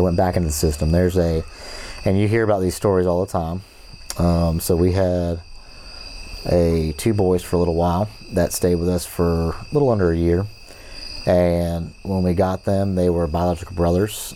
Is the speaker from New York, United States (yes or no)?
no; Fort Myers, Florida, United States; also born or lived in St. Petersburg, Florida; now in Mississippi, United States; obviously grew up in Florida. Um, grew, uh, born in St. Petersburg, moved to Fort Myers. Most of my um, actual childhood